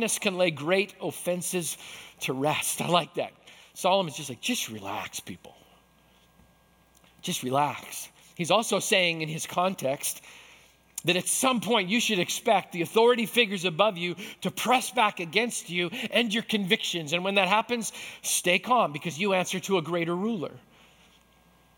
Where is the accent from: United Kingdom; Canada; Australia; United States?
Canada; Manitoba; I grew up in Manitoba.